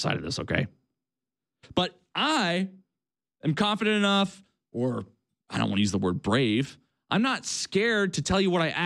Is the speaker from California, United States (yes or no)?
no; Illinois, United States; I was born in Illinois, the land of Lincoln